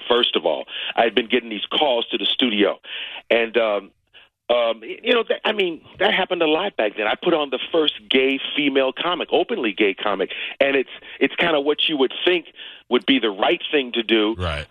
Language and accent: English; Cleveland, Ohio, United States; I'm from Cleveland, Ohio. I grew up in a neighborhood where Jim Brown was the famous person in my neighborhood